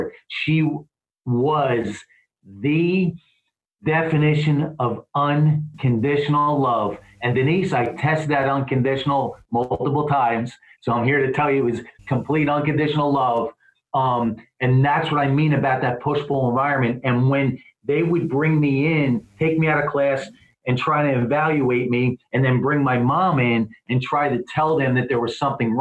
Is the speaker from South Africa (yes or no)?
no; East Coast, United States; also born or lived in Philadelphia; now in Southern California, United States; I'm from the East Coast. I live in SoCal, but I'm from the East Coast